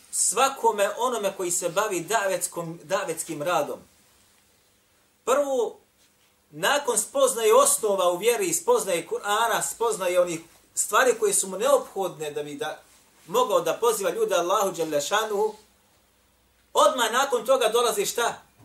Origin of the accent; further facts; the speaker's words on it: Bosnia & Herzegovina; ovdje kod nas u Bosni